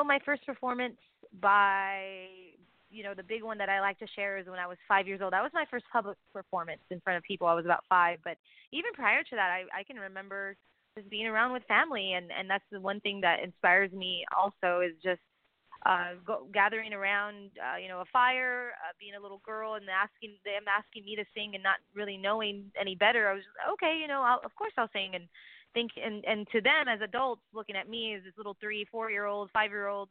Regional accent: Texas, United States; I'm from Texas, and I was born to it

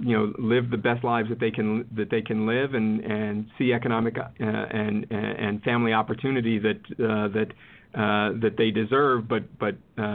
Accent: Cleveland, Ohio, United States; my hometown of Cleveland

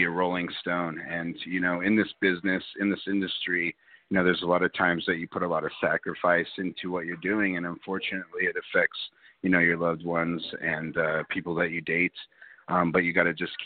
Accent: Denver, Colorado, United States; I'm from Denver, Colorado

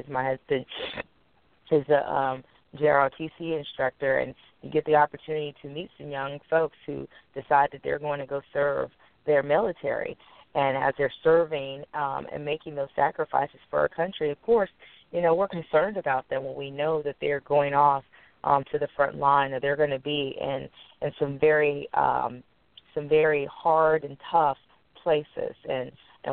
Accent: United States

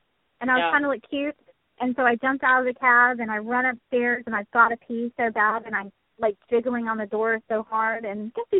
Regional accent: Texas, United States; So funny to me because it's that I came from Texas up there, and I don't dress like a normal, I don't know if you call it normal Texas girl does, but I don't.

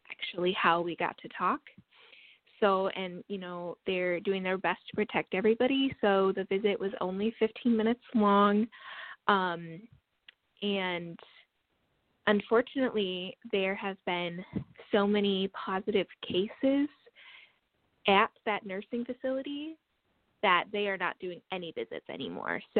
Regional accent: La Crosse, Wisconsin, United States; now in Madison, United States; I am from Wisconsin. I am from La Crosse, Wisconsin, which is um, on the south side of the state, and that is currently where my dad lives. And right now, I live in Madison, Wisconsin.

